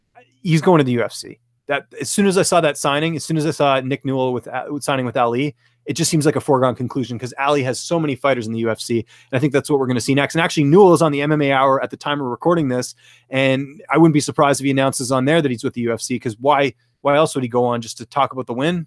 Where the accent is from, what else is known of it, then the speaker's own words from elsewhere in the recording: British Columbia, Canada; moved away; I'm actually originally from British Columbia